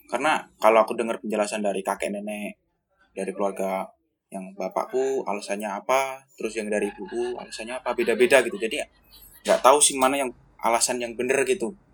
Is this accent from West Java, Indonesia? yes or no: no; Masaran, Central Java, Indonesia; Saya dari GKI Masaran. Asal saya juga dari Masaran.